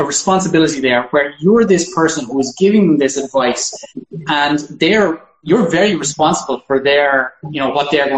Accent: Ireland; I'm an Irishman

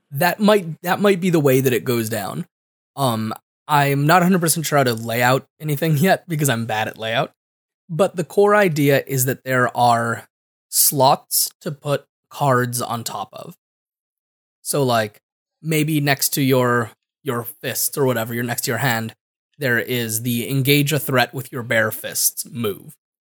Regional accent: Connecticut, United States; I'm from Connecticut, and I don't say enough consonants in the middle of my words

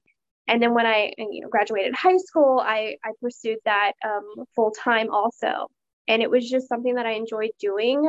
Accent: Stockton-Modesto, Central California, United States; moved away as an adult; now in Fresno, United States; I'm originally from the Stockton-Modesto Central Cali area

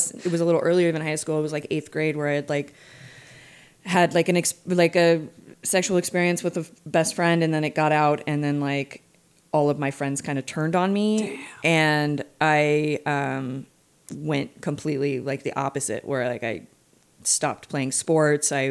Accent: California, United States; Growing up in California, like that's very much what

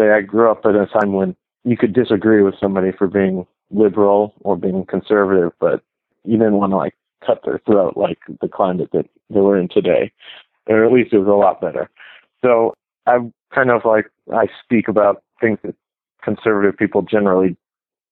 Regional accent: United States; I was born here in America

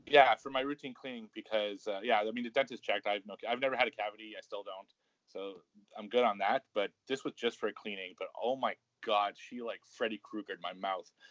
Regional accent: Canada; I'm, I'm Canadian

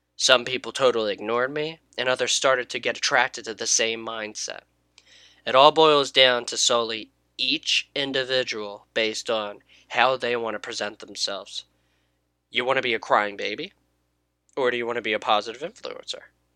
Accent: United States; I grew up in the United States

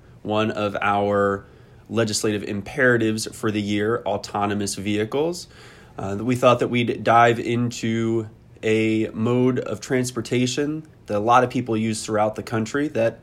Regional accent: East Coast, Mid-Atlantic, United States; growing up on the East Coast in the Mid-Atlantic

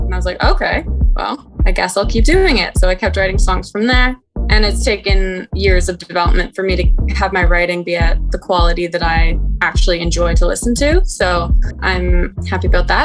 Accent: Toronto, Ontario, Canada; I'm from Toronto

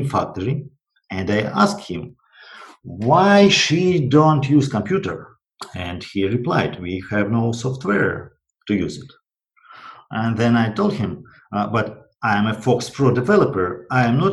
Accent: Russia; I was from Russian province

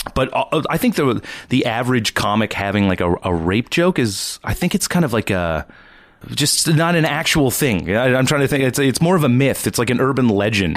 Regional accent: East Coast, Canada; now in Toronto, Canada; I'm from the East Coast

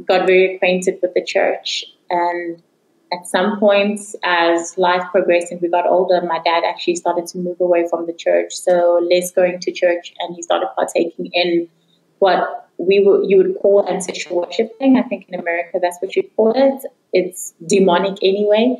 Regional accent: Johannesburg, Gauteng, South Africa; I am from Johannesburg, South Africa

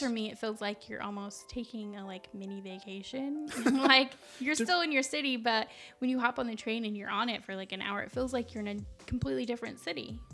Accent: Las Cruces, New Mexico, United States; now in Chicago, United States; my hometown of Las Cruces, New Mexico

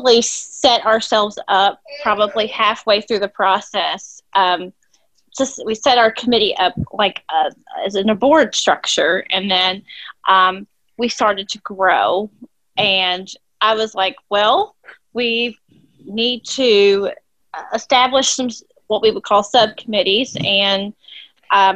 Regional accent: Louisville, Kentucky, United States; I'm from Louisville, Kentucky

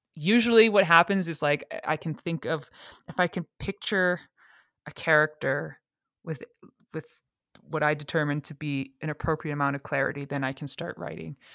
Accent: Calgary, Alberta, Canada; moved away as an adult; also born or lived in England / Montreal; I'm from Calgary

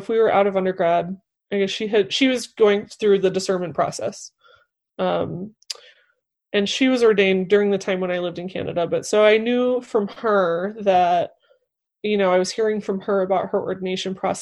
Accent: Northeast Indiana, United States; moved away; I'm from Northeast Indiana, which is a very conservative place

